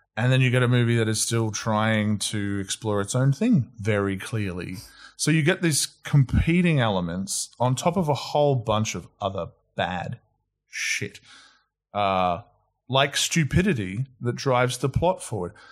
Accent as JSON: {"language": "English", "country": "Australia", "tie": "born or raised there", "also_born_or_lived": "New Zealand", "said": "I moved over to Australia when I was five, hence no accent"}